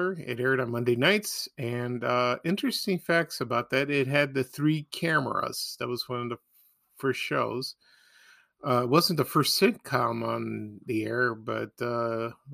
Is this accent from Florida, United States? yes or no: no; Chicago, Illinois, United States; growing up in Chicago